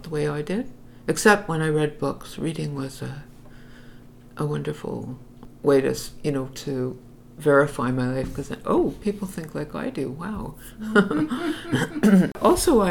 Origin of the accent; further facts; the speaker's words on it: Montreal, Quebec, Canada; I grew up in Outremont, which was then like a Jewish enclave